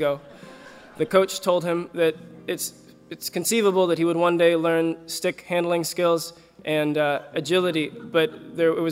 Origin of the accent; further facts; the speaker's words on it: Kansas City, United States; I'm from Kansas City